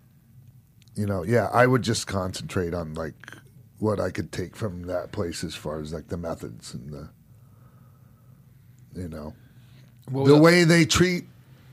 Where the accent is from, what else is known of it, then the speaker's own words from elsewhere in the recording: St. Petersburg, Florida, United States; St. Petersburg, my hometown.